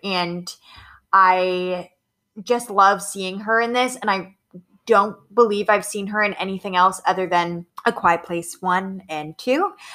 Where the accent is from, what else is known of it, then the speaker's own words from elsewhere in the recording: Maine, United States; I'm from Maine, so I'm not from Massachusetts